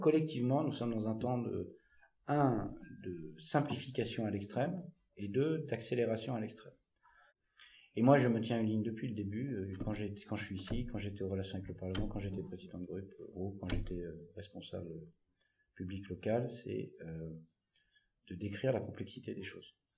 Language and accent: French; Paris, Île-de-France, France; moved away; also born or lived in Loir-et-Cher; Une enfance assez classique à Paris, puisque je suis né à Paris. J'ai vécu avec ma soeur et mon frère, mes parents à Paris